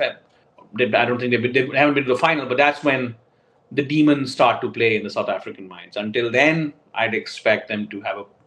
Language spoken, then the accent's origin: English; Pakistan; Mohammad Dabi is somebody who really scares the shit out of me as a Pakistani fan.